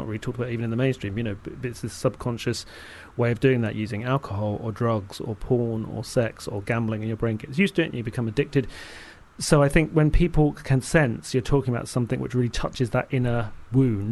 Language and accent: English; London, United Kingdom; me growing up in South London